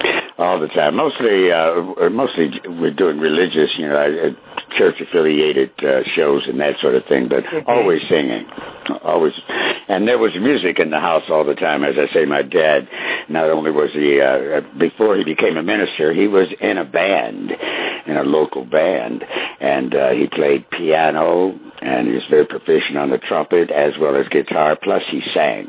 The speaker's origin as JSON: {"language": "English", "town": "Wichita", "region": "Kansas", "country": "United States", "tie": "born there", "said": "Well, I was actually born in Wichita, Kansas, but as I say, my dad turned minister from musician to a minister when I was like 3 years old."}